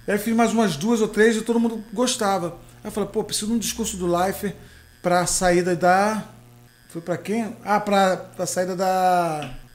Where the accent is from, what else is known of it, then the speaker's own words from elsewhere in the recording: Macaé, Rio de Janeiro, Brazil; pé de Macaé, onde eu fui criado ali